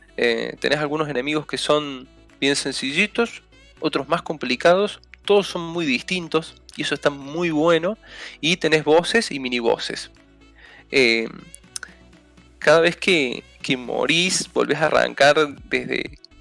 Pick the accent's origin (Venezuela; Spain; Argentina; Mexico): Argentina